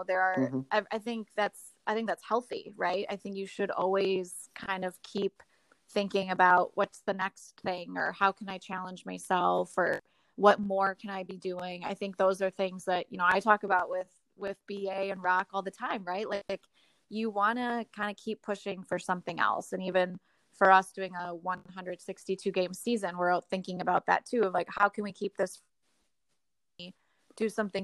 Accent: Madison, Wisconsin, United States; now in Milwaukee, United States; I grew up in Madison, and I went to Marquette, so I feel like I've really grown up here in Milwaukee

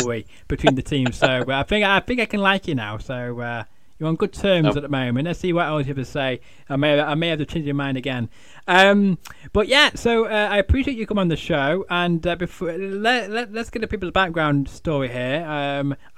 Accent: Manchester, North West England, United Kingdom; I'm a Mancunian

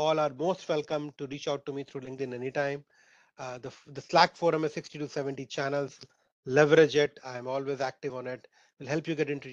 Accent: Sindri, Jharkhand, India; I grew up in Sindri, which is 26 kilometers from Dhanbad.

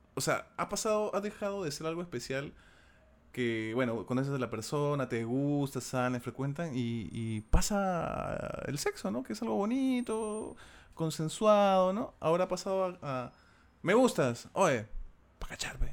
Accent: Lima, Peru; soy un limeño de pura cepa

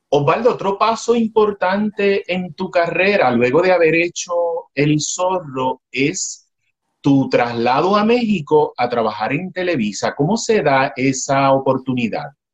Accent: Puerto Rico; como puertorriqueño, ahora te hablo como puertorriqueño

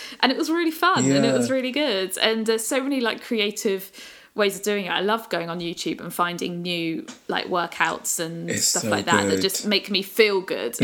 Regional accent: Brighton, South East England, United Kingdom; I've always loved growing up in Brighton

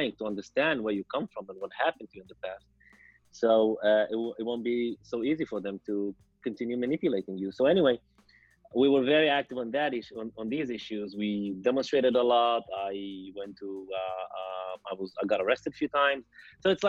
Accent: Lod, Central District, Israel; also born or lived in Jerusalem; I returned to Lid, my hometown, which is a mixed city

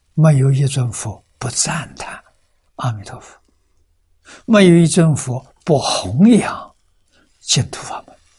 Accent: China; 我们中国人 这么辛劳做什么

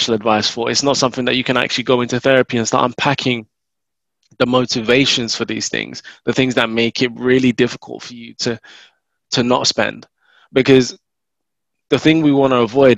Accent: London, United Kingdom; I'm from North London

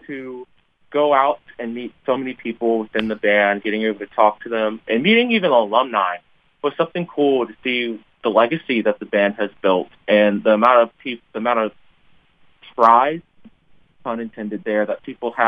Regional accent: Maryland, United States; I'm from Maryland

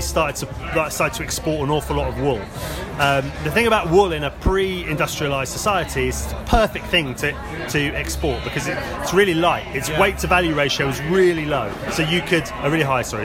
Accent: Axminster, South West England, United Kingdom; moved away as an adult; also born or lived in London; I grew up in Devon. Me and my partner moved back to where I grew up

